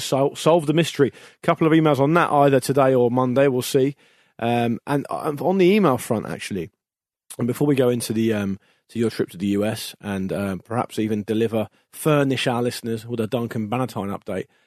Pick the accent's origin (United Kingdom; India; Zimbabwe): United Kingdom; we're both British